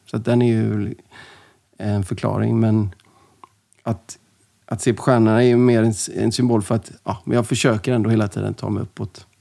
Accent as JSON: {"language": "Swedish", "town": "Gothenburg", "region": "Västra Götaland", "country": "Sweden", "tie": "born or raised there", "said": "Jag växte upp i, i Linnéstan, Göteborg"}